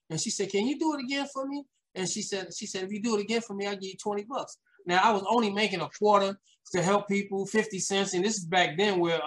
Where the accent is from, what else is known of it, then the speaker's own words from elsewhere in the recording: New York City, New York, United States; also born or lived in Queens, New York; I had those days of struggle back in Brooklyn, New York, where most of my life, well, I was born in Queens, but I lived a lot of my life in Brooklyn